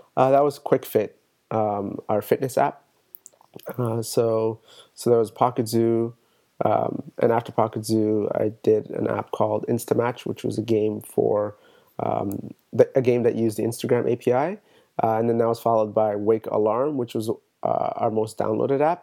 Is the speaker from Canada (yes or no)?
yes; Toronto, Ontario, Canada; I'm from Toronto.